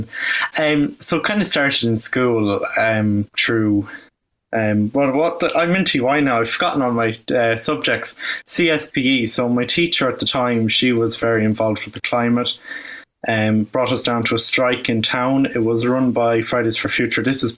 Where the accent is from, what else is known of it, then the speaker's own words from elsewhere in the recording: Ireland; I'm actually from Roscommon, but I go to school in Athlone